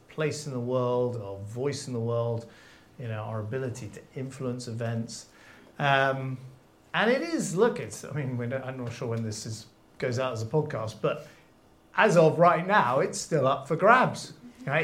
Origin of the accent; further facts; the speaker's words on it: London, United Kingdom; I grew up in London